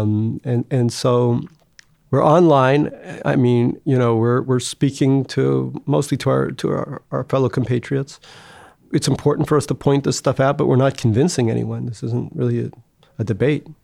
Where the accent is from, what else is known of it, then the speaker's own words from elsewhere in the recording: United States; growing up in America.